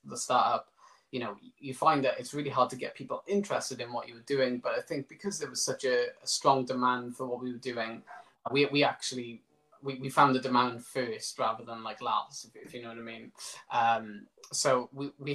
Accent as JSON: {"language": "English", "town": "Pencoed", "region": "Wales", "country": "United Kingdom", "tie": "born or raised there", "said": "I live in Pencode, which is my hometown"}